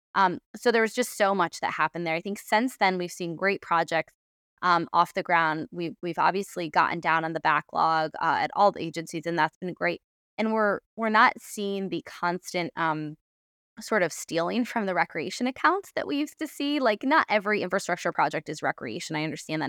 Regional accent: Adirondacks, New York, United States; now in Baltimore, United States; I grew up in the Adirondacks

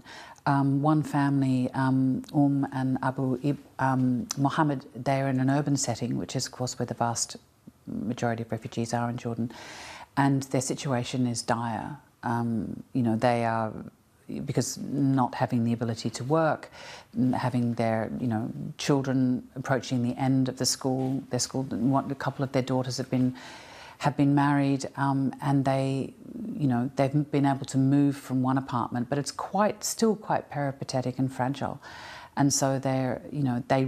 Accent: Australia; I'm Australian, and I come from a culture

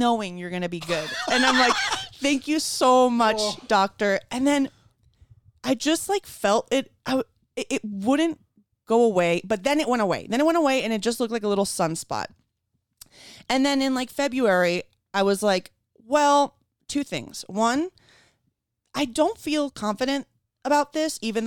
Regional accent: Caracas, Capital District, Venezuela; moved away; I grew up in Venezuela and I'm an Ashkenazi Jew

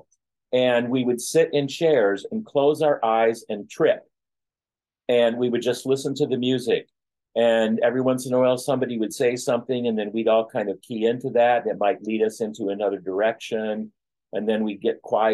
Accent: Flint, Michigan, United States; my hometown of Flint, Michigan

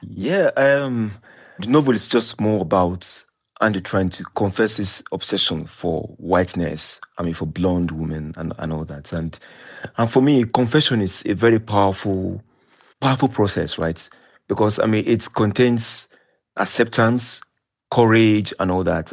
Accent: Nigeria; I was growing up in Nigeria

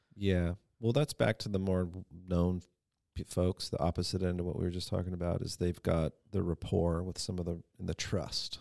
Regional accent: San Diego, California, United States; now in Ventura, United States; I grew up in San Diego

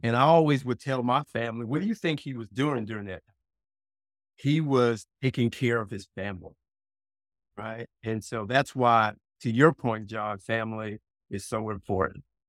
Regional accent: South Carolina, United States; also born or lived in Brooklyn, New York City, United States; moving me from New York City, Brooklyn, specifically to a very rural part of South Carolina

